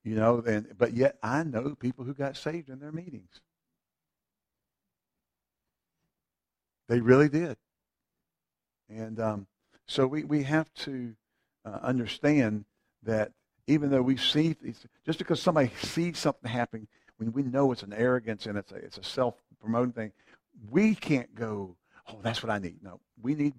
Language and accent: English; Eastern Carolina, North Carolina, United States; now in Greensboro, United States; I grew up in Eastern Carolina